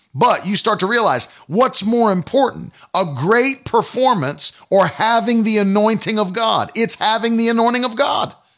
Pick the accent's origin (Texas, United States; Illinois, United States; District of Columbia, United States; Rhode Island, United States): Rhode Island, United States; Providence; moved away; also born or lived in New England / Northern Maine; I was born in Providence, Rhode I, Rhode Island, and spent a lot of my early years of life in New England